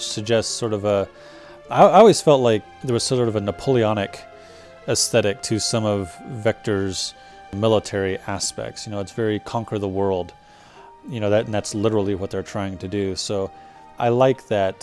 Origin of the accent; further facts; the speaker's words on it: United States; as an American dude